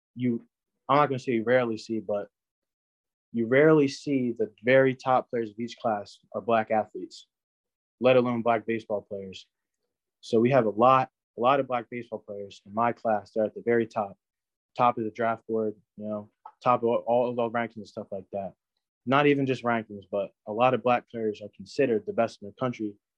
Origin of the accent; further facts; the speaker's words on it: New Jersey, United States; I'm from New Jersey